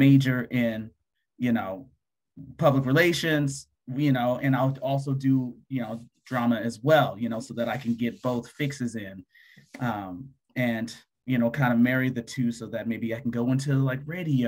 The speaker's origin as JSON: {"language": "English", "town": "Denver", "region": "Colorado", "country": "United States", "tie": "born or raised there", "moved": "yes", "lives_now": "Atlanta, United States", "said": "I was born and raised in Denver, Colorado."}